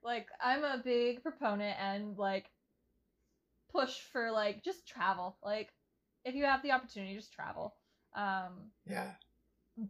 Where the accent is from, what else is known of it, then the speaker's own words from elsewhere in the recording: Texas, United States; I grew up in Texas